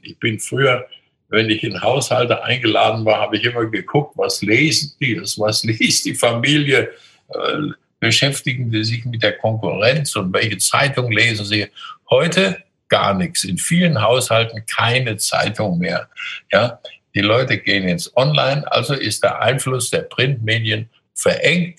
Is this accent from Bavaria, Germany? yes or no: yes; Coburg, Bavaria, Germany; In meiner Jugend bin ich in der Stadt Coburg jeden Tag zum Gymnasium gegangen durch die Mohrenstraße